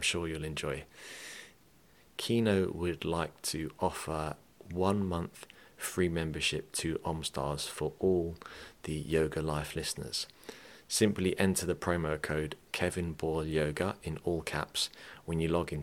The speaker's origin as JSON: {"language": "English", "region": "England", "country": "United Kingdom", "moved": "yes", "lives_now": "Ireland", "said": "I mean I'm English, but I have Irish parents."}